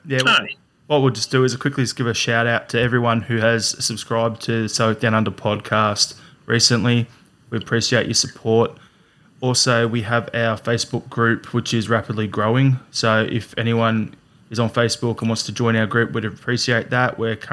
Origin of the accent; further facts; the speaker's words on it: Australia; as the Australian